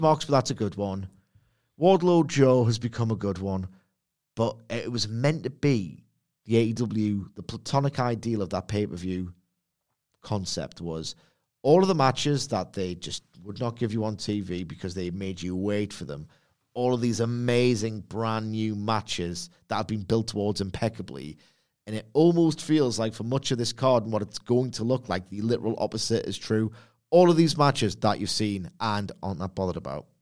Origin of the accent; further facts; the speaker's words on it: United Kingdom; I'm British